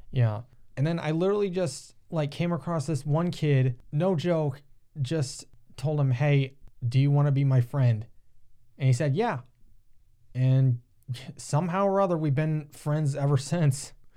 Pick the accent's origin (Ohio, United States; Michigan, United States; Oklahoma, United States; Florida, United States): Ohio, United States; Upper Sandusky; also born or lived in Tiffin, Ohio; raised a little outside of Upper Sandusky, which is about thirty minutes away from Tiffin.